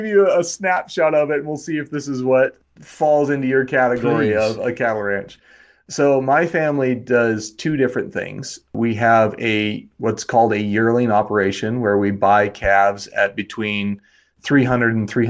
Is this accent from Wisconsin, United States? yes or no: no; Wyoming, United States; I would say Wyoming is probably what I would say is my original place.